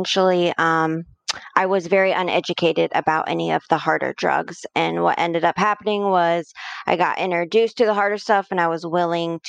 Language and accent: English; Mansfield, Ohio, United States; I'm born and raised in Mansfield, Ohio